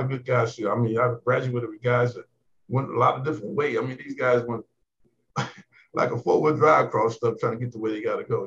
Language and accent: English; Talladega County, Alabama, United States; I'm from Alabama. That's the lowest section of Talladega County